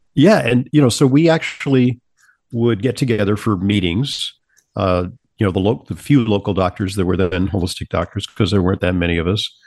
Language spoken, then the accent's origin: English; Santa Monica, California, United States; moved away as an adult; also born or lived in New York; I Travel from Southern California, where I grew up, in Sa-, in Santa Monica, California, to New York to attend Columbia